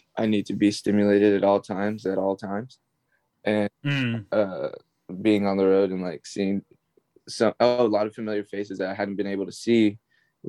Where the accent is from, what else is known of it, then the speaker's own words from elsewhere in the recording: Texas, United States; I grew up in Texas